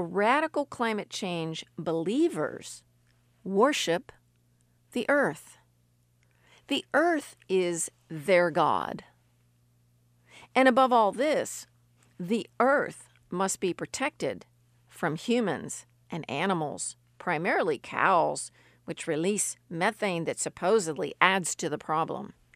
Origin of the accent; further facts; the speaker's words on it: West Virginia, United States; We in West Virginia